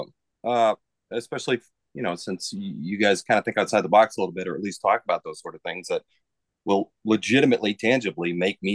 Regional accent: Massachusetts, United States; I'm from Massachusetts.

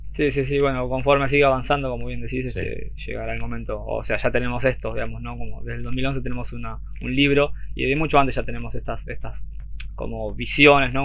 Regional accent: Argentina; acá digo yo en Argentina, para los que no sepan, somos de Argentina

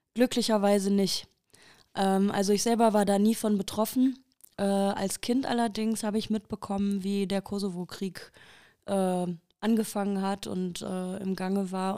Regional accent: Haltern am See, North Rhine-Westphalia, Germany; ich komme aus Deutschland, ähm, aus einer Stadt, die Haltern heißt. Also die ist hier ganz um die Ecke von Recklinghausen. Und da bin ich geboren

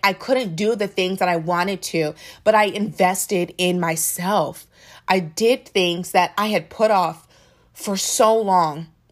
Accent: Maryland, United States; I'm from Maryland

